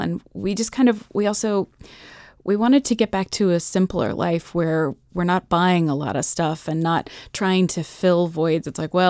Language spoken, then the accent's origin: English; Massachusetts, United States; also born or lived in New York City / Maryland; I was born in New York City. We lived on a Governor's Island, the base. We lived there till I was about 4 years old. And then we moved to Maryland. We lived in Chevy Chase for another 3 years. And then we moved to Massachusetts.